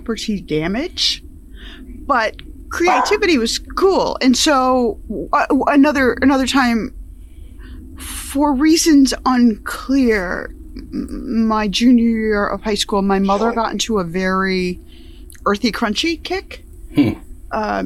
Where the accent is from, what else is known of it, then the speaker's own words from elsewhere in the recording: upstate New York, United States; we grew up in upstate New York, so my pattern and style of speech, my accent, is pretty much how people sounded there.